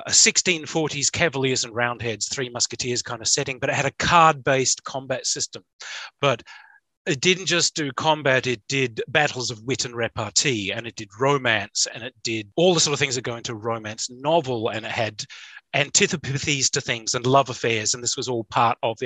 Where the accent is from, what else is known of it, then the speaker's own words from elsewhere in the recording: Australia; I'm Australian